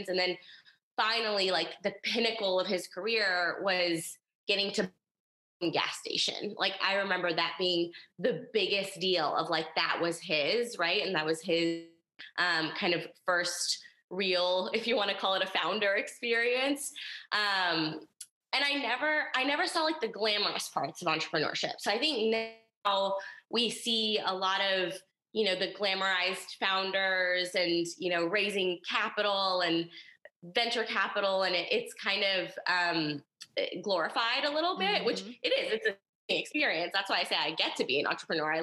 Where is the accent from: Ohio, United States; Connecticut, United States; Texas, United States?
Texas, United States; moved away; also born or lived in Los Angeles; I'm from a small town in Texas called Bliss